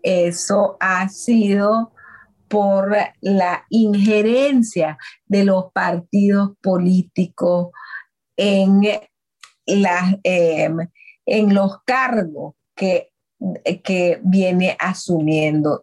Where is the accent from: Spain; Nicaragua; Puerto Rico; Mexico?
Nicaragua; Miskitu community on the Coco River, Mosquitia of Nicaragua, North Caribbean Coast Autonomous Region; me crié en una comunidad del pueblo Miskitu llamado Viluascarma en el río Coco que aún lo llamamos la mosquitia de Nicaragua